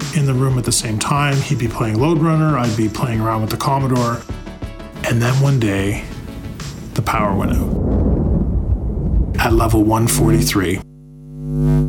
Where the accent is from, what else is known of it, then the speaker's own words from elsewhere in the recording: Brantford, Ontario, Canada; I'm 41 years old, and I'm from Brantford, Ontario, Canada.